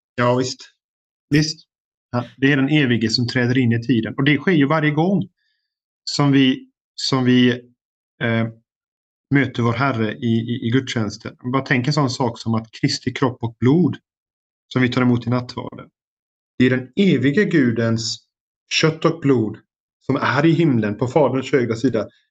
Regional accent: Sweden; now in United States; som svensk

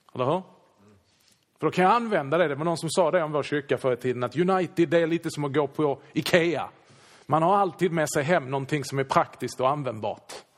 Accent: Sweden; vi är ju svenskar.

